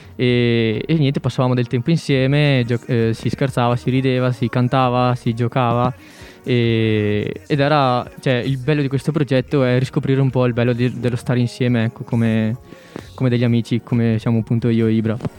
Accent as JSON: {"language": "Italian", "town": "Lusiana", "region": "Veneto", "country": "Italy", "moved": "as an adult", "lives_now": "Trento, Italy", "said": "sono veneto e vengo dalla provincia di Vicenza, in particolare da Lusiana che è un paese sull'altopiano di Asiago. Infatti si sente molto dal mio accento, immagino"}